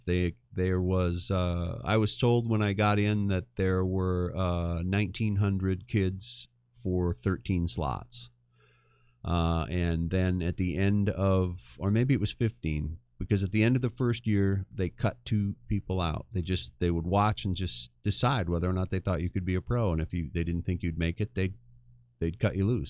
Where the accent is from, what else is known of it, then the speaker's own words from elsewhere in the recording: Northwestern Montana, United States; I grew up in a small Northwestern Montana town